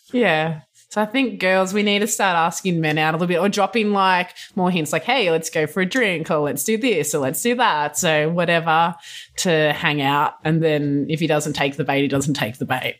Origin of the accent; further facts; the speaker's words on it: Australia; now in California, United States; being an Aussie and whatnot here